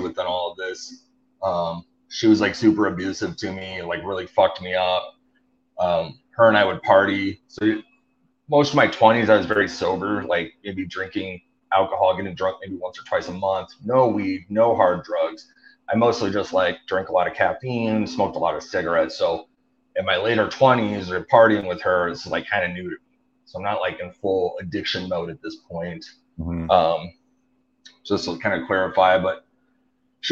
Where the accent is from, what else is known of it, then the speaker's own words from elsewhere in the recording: Flathead Valley, Northwest Montana, United States; I'm from Northwest Montana. It's a place called the Flathead Valley.